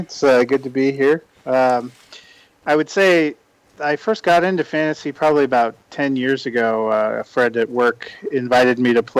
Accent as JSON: {"language": "English", "region": "California", "country": "United States", "tie": "born or raised there", "said": "I grew up in California, so it was probably a little weird to be a Broncos fan there."}